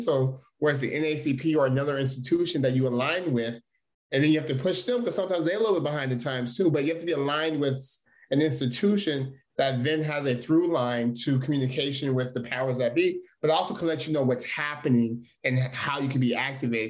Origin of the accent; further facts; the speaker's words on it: Stockton, California, United States; I was born and raised in Stockton, California